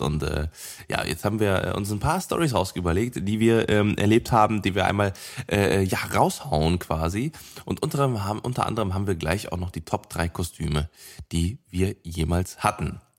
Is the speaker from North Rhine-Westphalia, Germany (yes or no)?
yes; Cologne, North Rhine-Westphalia, Germany; ich bin gebürtiger Kölner, ich bin ja geboren und aufgewachsen hier